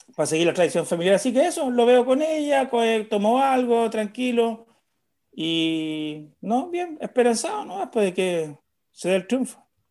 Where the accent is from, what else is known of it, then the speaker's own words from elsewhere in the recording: Viña del Mar, Valparaíso, Chile; soy de Viña, yo vivo en Viña